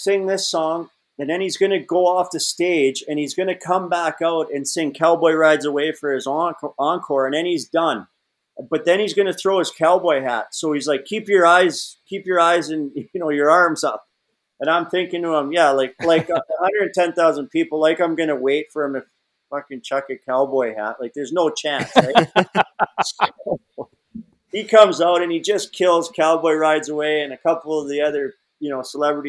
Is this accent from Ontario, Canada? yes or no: no; Alberta, Canada; moved away; I grew up in Alberta, Canada